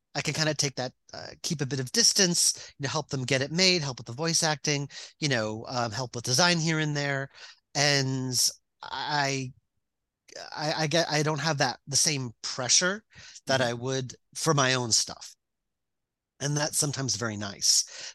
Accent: Long Island, New York, United States; I grew up on Long Island.

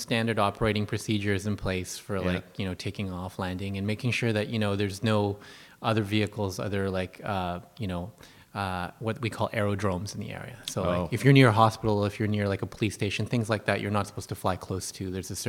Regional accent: Montreal, Quebec, Canada; moved away as an adult; also born or lived in Kitchener-Waterloo, Ontario; now in Bridgewater, Canada; I'm originally from Montreal, that's where I met my wife.

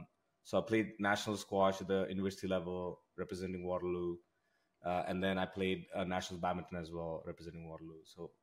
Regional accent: Moscow, Russia; also born or lived in India; now in Canada; After that, we, in fact, some of my years, I grew up in Russia, in Moscow.

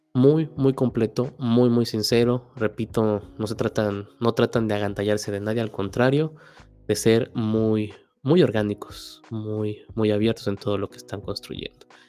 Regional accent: Mexico; como mexicanos

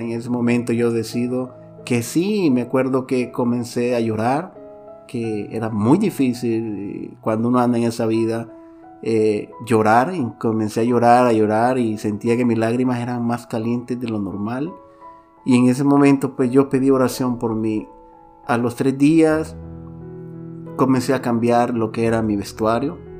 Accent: Santiago de María, Usulután, El Salvador; mi ciudad, de donde yo soy originario, Santiago de María, Usulután

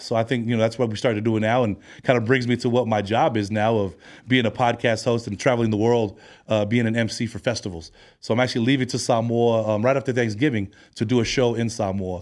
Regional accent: San Francisco, California, United States; also born or lived in Long Beach, California; now in Hawaii, United States; I'm of Hawaiian descent. I'm from San Francisco, California.

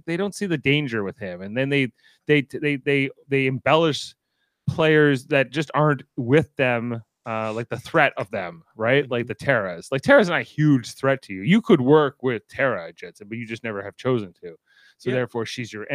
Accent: Canada; I'm Canadian.

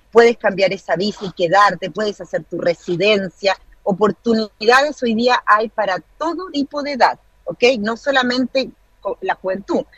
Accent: Chile; moved away as an adult; now in New Zealand; soy chilena, porque vivo en el extranjero hace 17 años

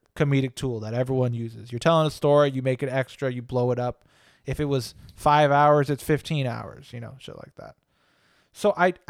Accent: California, United States; And we grew up in the Bay Area.

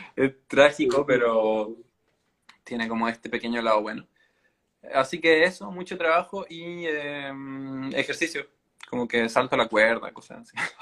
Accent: Chile

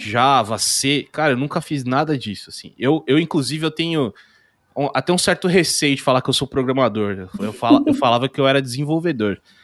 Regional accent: Indaiatuba, São Paulo, Brazil; Eu nasci em São Paulo, morei ali até uns 10 anos. Aí eu vim para Indaiatuba, que é interior de São Paulo

